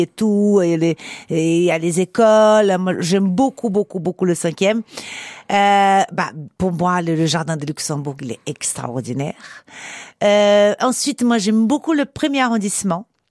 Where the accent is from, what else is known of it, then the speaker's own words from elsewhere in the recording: Brazil; French is a second language; moved away as an adult; now in Paris, France; j'ai quitté le Brésil à 21 ans pour en année sabbatique pour euh, essayer d'être mannequin en Europe.